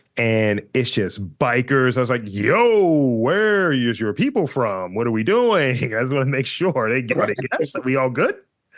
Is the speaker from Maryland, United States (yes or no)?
yes; Baltimore, Maryland, United States; I'm from East Baltimore and I have an art background.